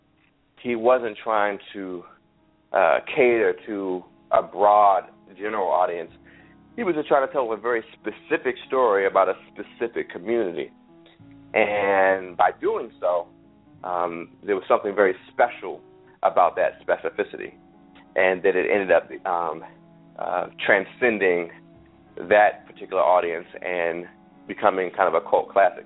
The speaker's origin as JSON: {"language": "English", "town": "Washington", "region": "District of Columbia", "country": "United States", "tie": "born or raised there", "said": "I was born and raised in Washington, D.C., and it was very important to me to have humor that was very specific to the region where I grew up"}